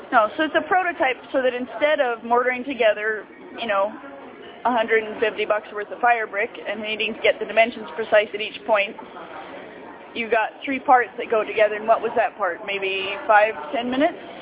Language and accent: English; Oregon, United States; near where I grew up in Oregon